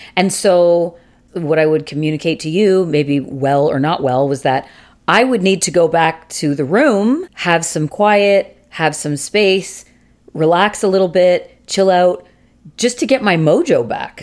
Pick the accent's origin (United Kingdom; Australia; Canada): Canada; we're Canadian.